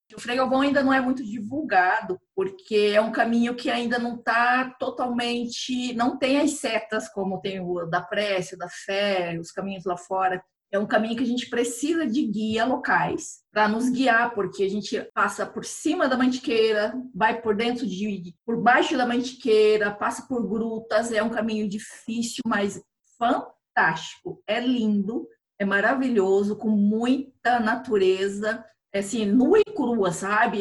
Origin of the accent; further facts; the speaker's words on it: Chapada dos Guimarães, Mato Grosso, Brazil; moved away as an adult; also born or lived in Curitiba; now in São Paulo, Brazil; eu sou mato-grossense, sou da, de Chapada dos Guimarães, Mato Grosso